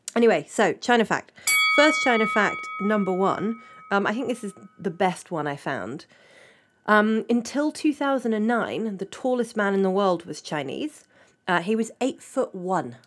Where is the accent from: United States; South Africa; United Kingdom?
United Kingdom; England; I'm British, I'm, I'm from England